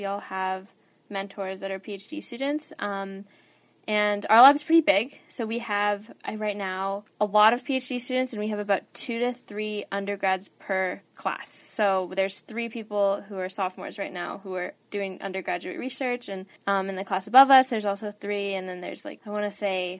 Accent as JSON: {"language": "English", "town": "Albuquerque", "region": "New Mexico", "country": "United States", "moved": "as an adult", "lives_now": "Los Angeles, United States", "said": "I'm a sophomore studying electrical engineering, and I'm from Albuquerque, New Mexico"}